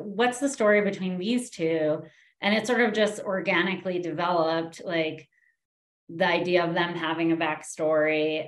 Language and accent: English; New York, United States; I grew up in New York